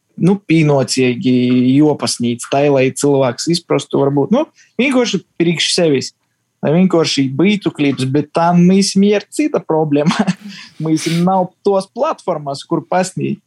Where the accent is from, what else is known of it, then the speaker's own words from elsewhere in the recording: Ludza, Ludza Municipality, Latvia; visi mēs esam mīkoši zāni no Lūdzes, no Latvijas